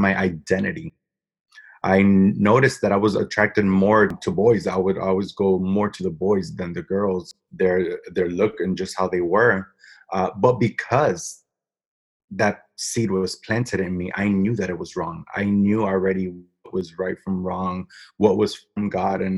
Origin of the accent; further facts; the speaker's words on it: Natick, Massachusetts, United States; also born or lived in Framingham, Massachusetts; I was born and raised in Massachusetts, Natick, Massachusetts